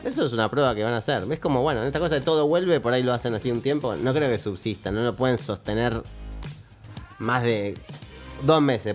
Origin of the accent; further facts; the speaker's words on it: Argentina; creo que nací de casualidad en Argentina